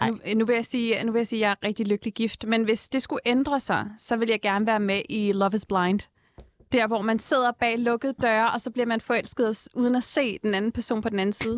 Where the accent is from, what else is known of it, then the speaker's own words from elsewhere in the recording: Vestegnen, Capital Region of Denmark, Denmark; min egen uh, opvækst i The Hood, uh, Vestegnen.